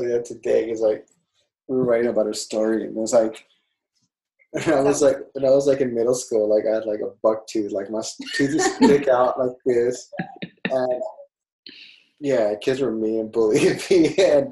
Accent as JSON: {"language": "English", "country": "United States", "tie": "born or raised there", "said": "I'm Mexican American. My parents are Mexican. Are Mexican. And I was born here, so I guess Mexican American, that would be."}